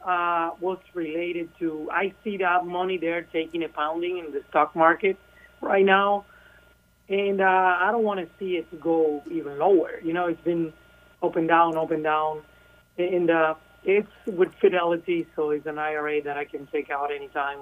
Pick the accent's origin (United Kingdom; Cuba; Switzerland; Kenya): Cuba; first language Spanish; English is a second language; moved away; originally from Cuba, so Spanish is my first language